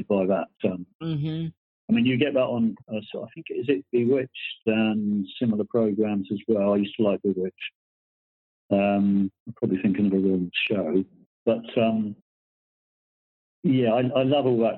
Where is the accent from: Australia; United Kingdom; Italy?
United Kingdom; Surrey Hills, Surrey, South East England; now in Cornwall, United Kingdom; I was brought up in Surrey, what we call the Surrey Hills